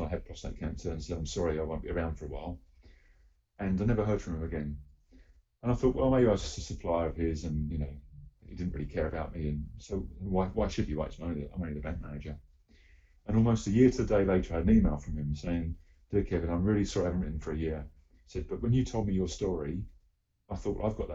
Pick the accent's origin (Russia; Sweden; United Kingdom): United Kingdom; I am proudly British